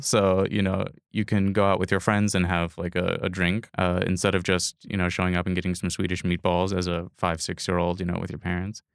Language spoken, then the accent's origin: English; Appleton, Wisconsin, United States; now in Fish Creek, United States; I grew up in Appleton, which is down in the Fox Cities.